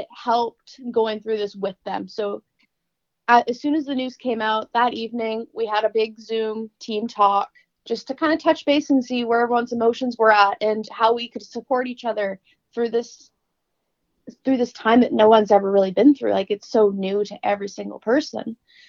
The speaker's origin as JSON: {"language": "English", "town": "Vancouver", "region": "British Columbia", "country": "Canada", "said": "I'm from Vancouver, BC, up in Canada."}